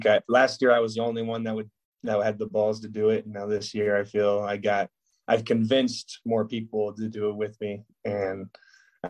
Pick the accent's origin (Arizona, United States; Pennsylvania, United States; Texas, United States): Arizona, United States; moved away as an adult; now in Nebraska, United States; I'm from Arizona